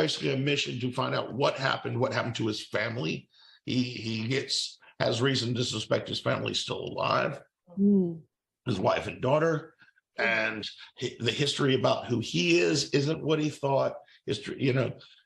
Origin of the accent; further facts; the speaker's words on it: Fairhope, Alabama, United States; I based mine in my hometown